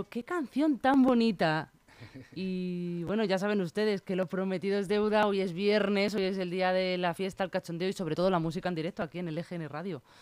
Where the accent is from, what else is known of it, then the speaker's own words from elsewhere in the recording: A Coruña, Galicia, Spain; now in Madrid, Spain; Yo soy de La Coruña.